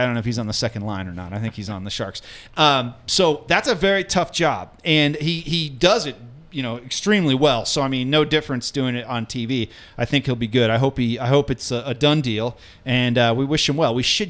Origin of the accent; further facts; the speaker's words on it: outside Omaha, Nebraska, United States; now in Denver, United States; I grew up in outside Omaha, and there's Runza huts everywhere